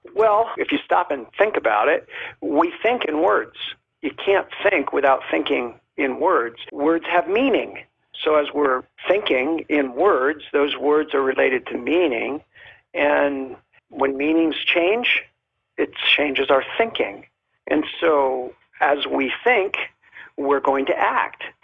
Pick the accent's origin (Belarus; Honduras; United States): United States; Miami, Florida; moved away as an adult; now in Molokai, United States; I am originally from Miami